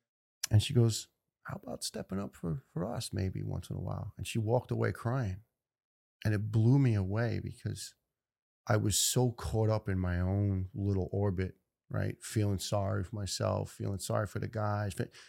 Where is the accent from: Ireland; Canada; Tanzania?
Ireland; You know, I'm Irish, it's Guinness, and sometimes too much.